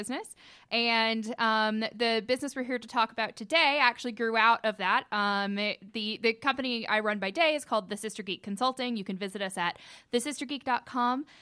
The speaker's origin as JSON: {"language": "English", "town": "Cartersville", "region": "Georgia", "country": "United States", "also_born_or_lived": "Bartow County, Georgia / Gwinnett County, Georgia", "said": "I'm originally from Cartersville"}